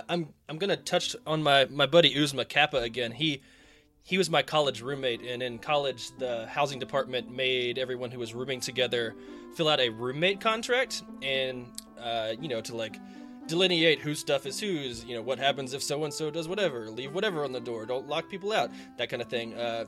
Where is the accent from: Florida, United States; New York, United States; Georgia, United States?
Georgia, United States; Atlanta; All right, well, I grew up here in Atlanta